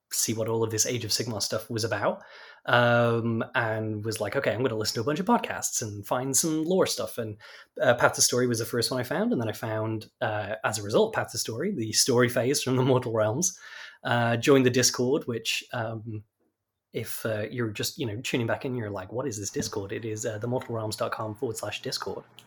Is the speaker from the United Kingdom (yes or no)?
yes; United Kingdom; now in Texas, United States; I am from the UK